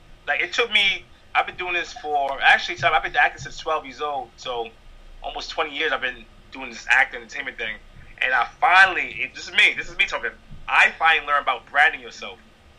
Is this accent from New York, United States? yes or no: yes; Bronx, New York, United States; I'm a regular, again, I'm a guy from Bronx.